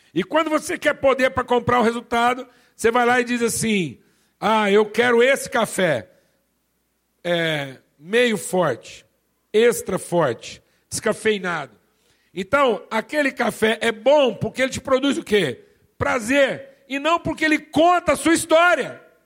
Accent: Minas Gerais, Brazil; eu sou mineiro

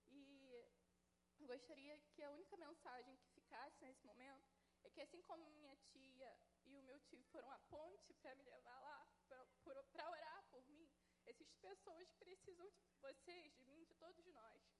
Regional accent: Santa Cruz, Brazil; eu tenho 23 anos, sou de Santa Cruz.

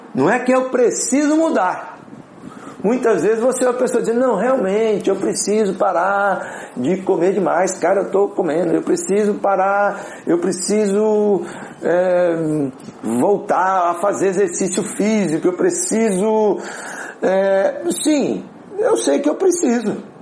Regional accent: Apucarana, Paraná, Brazil; moved away; also born or lived in Minas Gerais / Curitiba; eu sou de Apucarana, interior do Paraná

